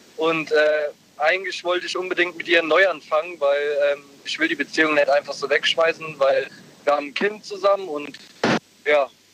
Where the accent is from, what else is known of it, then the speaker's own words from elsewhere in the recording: Ludwigshafen, Rhineland-Palatinate, Germany; ich komme aus Ludwigshafen eigentlich